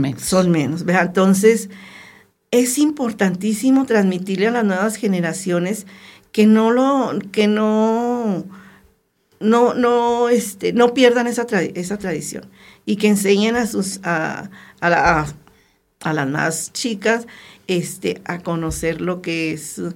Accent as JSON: {"language": "Spanish", "town": "Torreón", "region": "Coahuila", "country": "Mexico", "moved": "as an adult", "lives_now": "Arteaga, Mexico", "said": "Entonces, es de Torreón"}